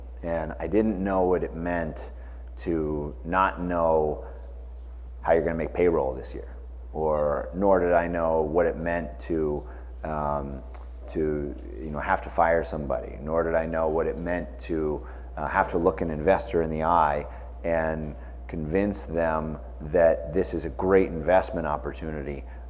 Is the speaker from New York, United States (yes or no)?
no; Cincinnati, Ohio, United States; also born or lived in California; now in Columbus, United States; I grew up in Cincinnati.